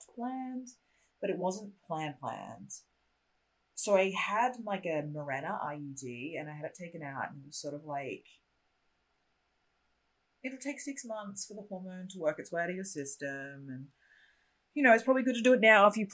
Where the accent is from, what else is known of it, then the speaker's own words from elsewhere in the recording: Australia; moved away; I'm a generic Australian